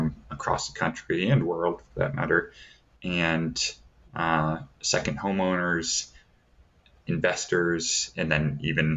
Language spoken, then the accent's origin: English; Davenport, Iowa, United States; now in Flagstaff, United States; where I grew up in Davenport, Iowa